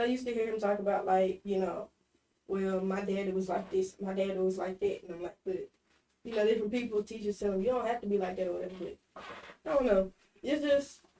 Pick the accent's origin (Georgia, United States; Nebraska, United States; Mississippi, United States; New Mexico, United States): Mississippi, United States; Meridian; moved away as an adult; So, I'm from Meridian